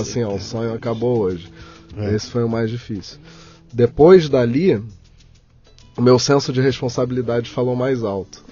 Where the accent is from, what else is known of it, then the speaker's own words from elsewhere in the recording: Rio de Janeiro, Brazil; also born or lived in São Paulo; Eu nasci no Rio de Janeiro. É. É, uma fase da minha vida, jovem, eu vim morar em São Paulo. É. Já Tinha 24 anos, vim, passei sete aqui